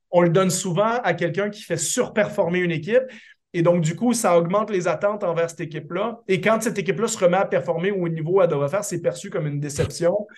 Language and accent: French; Quebec, Canada; en tant que Québécois